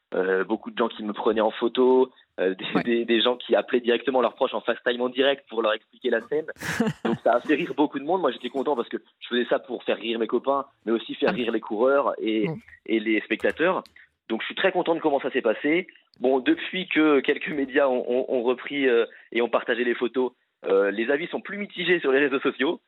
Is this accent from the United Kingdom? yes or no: no; Les Sables-d'Olonne, Pays de la Loire, France; je suis né au Sable d'Olonne